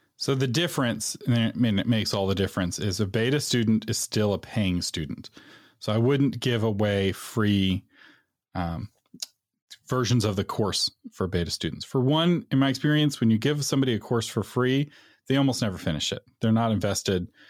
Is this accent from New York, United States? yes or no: no; Texas, United States; being a Texan